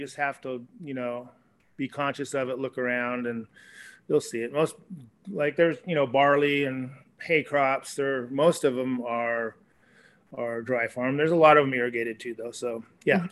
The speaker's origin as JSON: {"language": "English", "region": "California", "country": "United States", "tie": "born or raised there", "also_born_or_lived": "Malibu, California / Mendocino County, California", "said": "My parents bought this property in 1968. I went to high school here"}